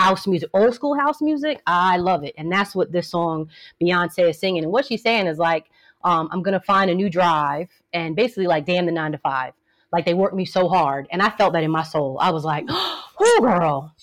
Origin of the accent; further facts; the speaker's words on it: New Jersey, United States; also born or lived in New York; Growing up in Jersey and, you know, a mix of New York